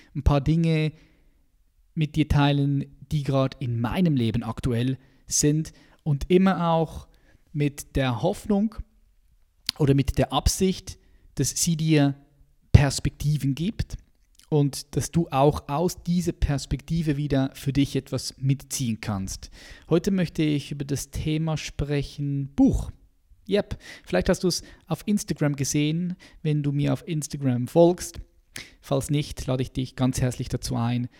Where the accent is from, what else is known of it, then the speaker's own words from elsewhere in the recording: Switzerland; als Schweizer, weil ich die verschiedenen Sprachen miteinander vermischt habe. Ich bin aufgewachsen in einem Viertel, äh, wo sehr viele ausländische ähm, Männer und Frauen hier waren in der, in der Schweiz